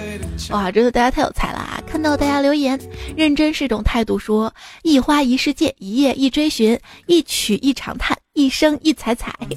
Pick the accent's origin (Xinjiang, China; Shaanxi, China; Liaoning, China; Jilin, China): Shaanxi, China; 兵马俑不是我们这儿的吗？我说我是陕西的